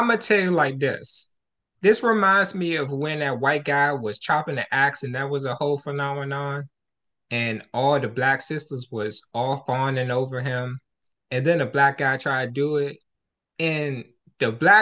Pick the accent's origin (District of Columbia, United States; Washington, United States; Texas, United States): District of Columbia, United States; Washington; for me growing up in D.C.